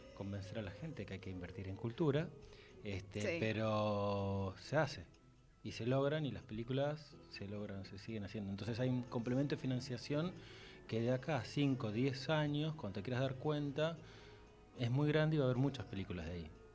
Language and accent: Spanish; Buenos Aires, Argentina; now in Tucumán, Argentina; siendo porteño, viviendo en Tucumán